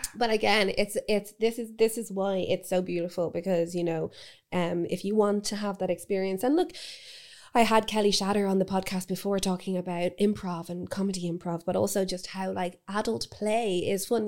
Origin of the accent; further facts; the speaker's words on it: Dublin, Leinster, Ireland; growing up in Dublin